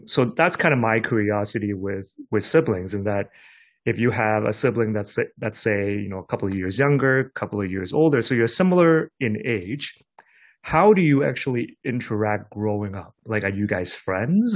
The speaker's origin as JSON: {"language": "English", "country": "Hong Kong", "tie": "born or raised there", "said": "I grew up in Hong Kong, I did have a cousin"}